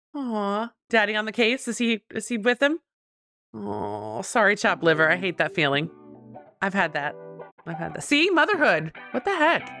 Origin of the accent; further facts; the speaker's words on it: New Jersey, United States; now in Richmond, United States; I was born in Jersey